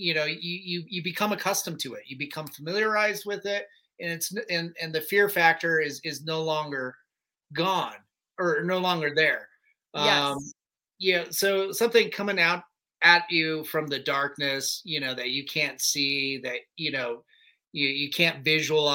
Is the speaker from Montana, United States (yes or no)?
no; Kersey, Colorado, United States; I grew up in Kersey, Colorado.